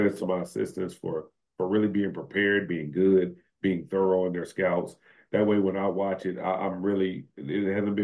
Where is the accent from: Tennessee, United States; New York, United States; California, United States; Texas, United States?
Texas, United States; Arlington; moved away as an adult; also born or lived in Houston, Texas / San Jose; now in Ruston, United States; I'm from the city. I'm from Arlington, Texas, lived in Houston